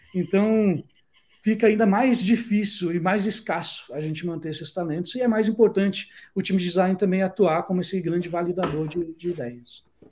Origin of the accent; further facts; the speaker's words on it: Brazil; moved away; a gente, como brasileiro